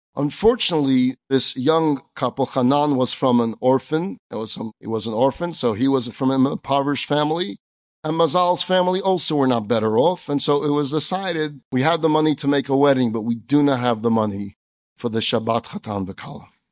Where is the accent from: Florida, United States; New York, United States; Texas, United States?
New York, United States; New York City; we kids did growing up in Crown Heights